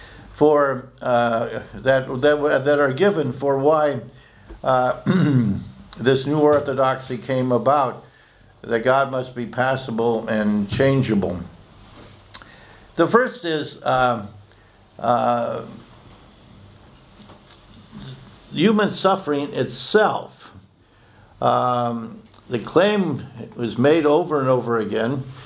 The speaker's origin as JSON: {"language": "English", "country": "United States", "also_born_or_lived": "Oxford, England", "moved": "as an adult", "said": "not simply as an American citizen, but as one of you. I'm also a British citizen"}